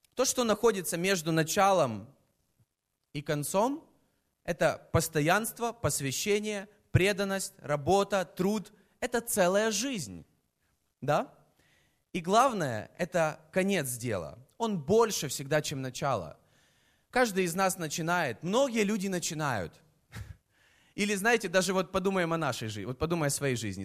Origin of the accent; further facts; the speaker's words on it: Kyiv, Ukraine; я из Киева, я родился в Киеве